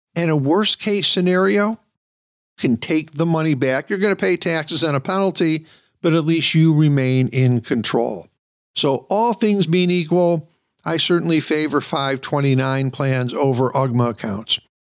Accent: Michigan, United States; Michigan, for example, my home state

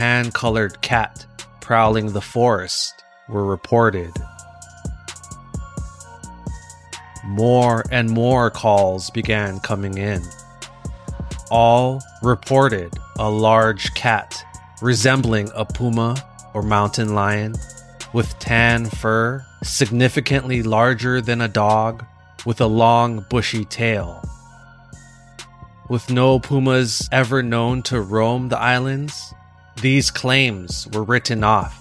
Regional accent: Hawaii, United States; Growing up in Hawaii

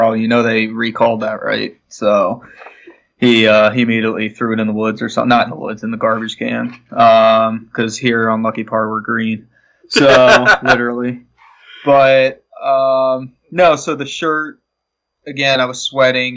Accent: Florida, United States; I'm from Florida

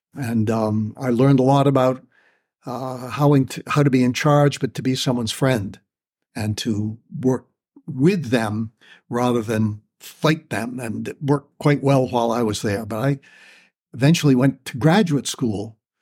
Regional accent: Kennebunkport, Maine, United States; born or raised there; also born or lived in Colorado Springs, Colorado

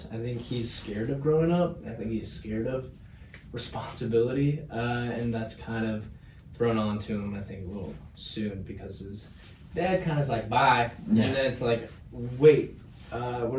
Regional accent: Ketchikan, Alaska, United States; my hometown of Ketchikan

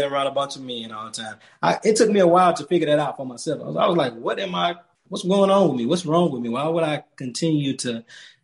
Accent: Alabama, United States; moved away; me growing up in Alabama and my mom and my grandma instilling faith in me

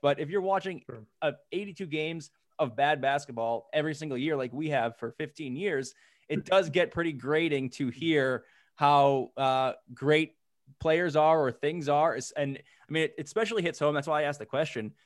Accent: Boston, Massachusetts, United States; I'm from Boston too

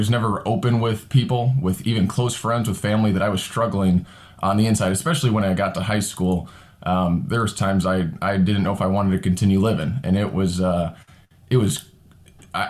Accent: Northwest Indiana, United States; I am a real estate agent in Southern Indiana and a deacon here at Pastor Brian's church. And I grew up in Northwest Indiana

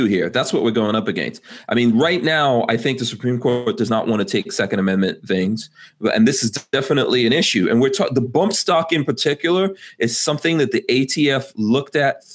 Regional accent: New York, United States; as a New Yorker

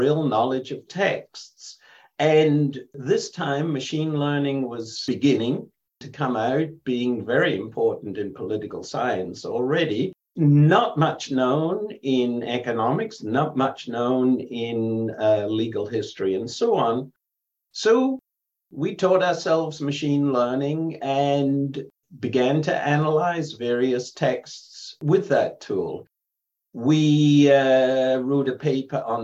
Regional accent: England, United Kingdom; now in United States; when I was growing up in England.

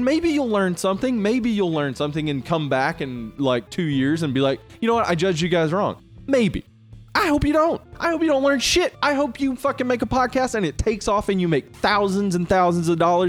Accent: Jefferson County, the South, United States; we both were born and raised in Jefferson County.

